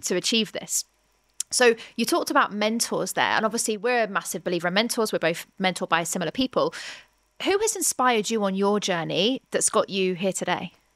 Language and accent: English; United Kingdom; we're both British